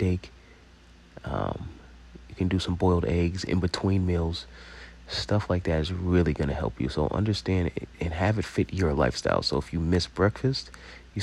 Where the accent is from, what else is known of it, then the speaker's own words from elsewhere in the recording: Long Island, New York, United States; we're from Long Island